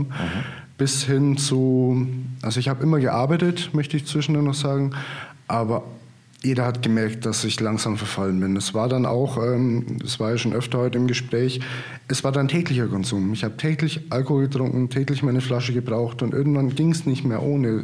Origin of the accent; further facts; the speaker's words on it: Marktredwitz, Bavaria, Germany; also born or lived in Würzburg; now in Potsdam, Germany; bin aber auch gebürtiger Oberfranke, also 30 Kilometer südlich von Hof ähm, mhm. aus Marktredwitz. Geboren und aufgewachsen